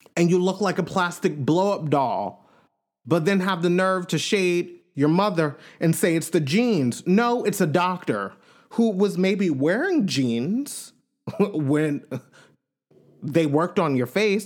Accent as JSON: {"language": "English", "country": "United States", "said": "Us Americans"}